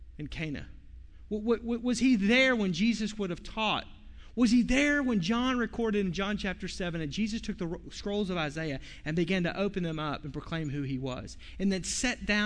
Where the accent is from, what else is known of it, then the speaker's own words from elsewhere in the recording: Fort Smith, Arkansas, United States; my hometown, Fort Smith, Arkansas